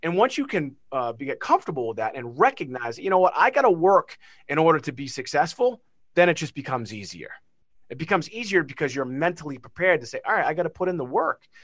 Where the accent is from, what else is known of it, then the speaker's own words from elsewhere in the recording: Beverly, Massachusetts, United States; accent: Massachusetts; where I grew up in Beverly, Massachusetts